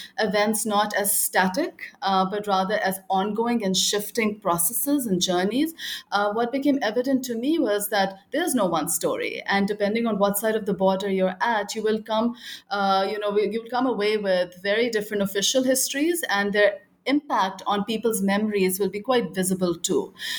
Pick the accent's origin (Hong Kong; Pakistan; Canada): Pakistan; Lahore, Punjab; I grew up in Lahore in Punjab, Pakistan